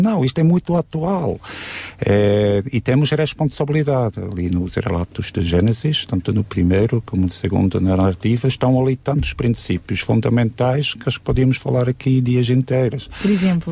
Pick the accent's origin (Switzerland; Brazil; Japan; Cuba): Switzerland; now in Sintra, Portugal; Eu que sou da Suíça